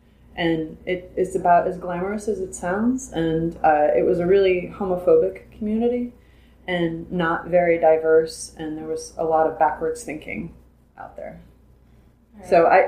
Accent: New Orleans, Louisiana, United States; also born or lived in Luling, Louisiana; I'm from New Orleans. We moved to Luling when I was about 10. I lived all around the New Orleans area when I was growing up.

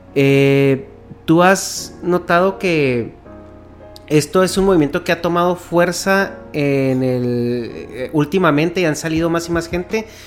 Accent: Mexico; moved away as an adult; now in California, United States; yo tengo ya muy, mucho tiempo viviendo en Estados Unidos, soy de México originalmente. Pero tengo ya como casi 11 años viviendo en California

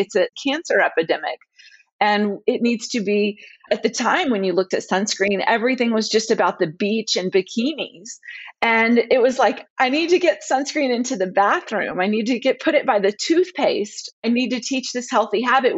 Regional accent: the South, United States; also born or lived in Dallas, Texas / New Orleans; my heritage, I'm from the South

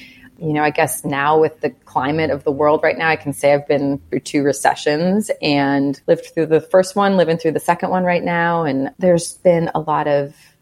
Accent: Chicago, Illinois, United States; also born or lived in Evanston; I'm from Chicago

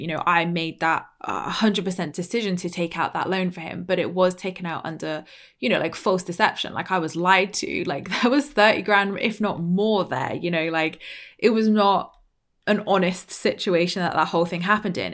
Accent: Dorset, South West England, United Kingdom; accent: very British; from Dorset

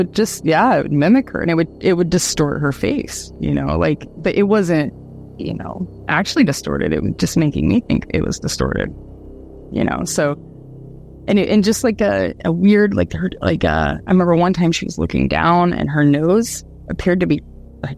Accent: Dayton, Ohio, United States; also born or lived in Austin, Texas; now in Australia; the whole area that I grew up in Dayton

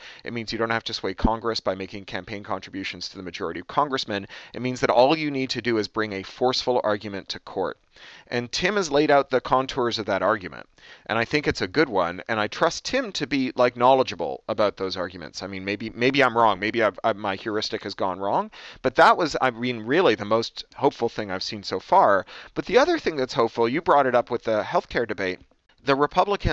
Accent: Canada; also born or lived in United Kingdom; now in United States; I'm from Canada. I lived in the UK for 13 years. Now I live here in the US

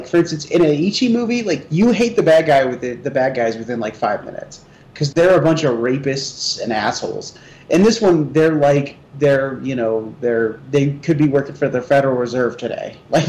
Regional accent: United States; I'm an American

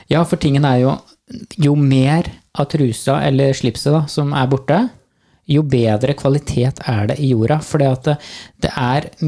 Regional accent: Trøndelag, Norway; accent: Trøndersk; For eh, jeg blir mye pirka på når jeg snakker trøndersk.

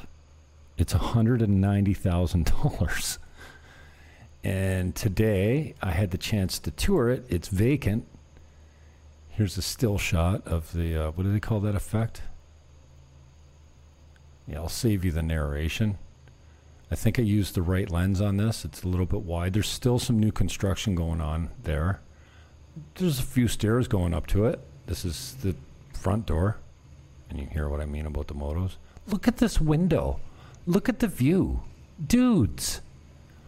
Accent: Niagara, Ontario, Canada; moved away; I come from the Great White North

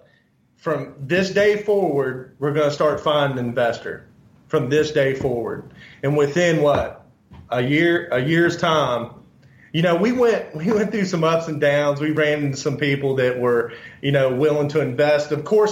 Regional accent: Fairmont, West Virginia, United States; moved away as an adult; now in Charleston, United States; I'm from Fairmont.

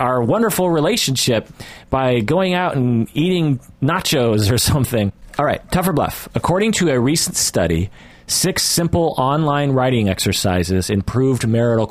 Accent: United States; I'm an American

